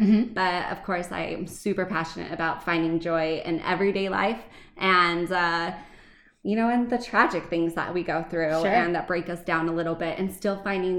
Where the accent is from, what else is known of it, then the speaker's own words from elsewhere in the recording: Arizona, United States; now in Utah, United States; I grew up in Arizona.